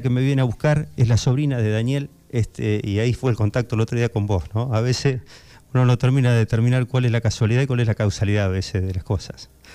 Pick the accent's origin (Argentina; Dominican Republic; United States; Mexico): Argentina; como argentinos